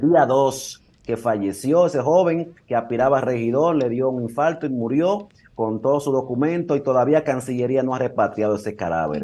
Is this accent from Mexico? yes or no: no; Dominican Republic; now in Salou, Spain